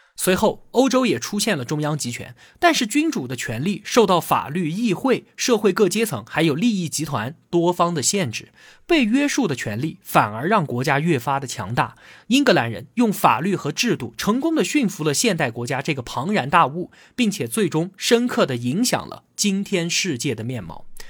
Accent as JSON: {"language": "Chinese", "country": "China", "said": "我们中国人"}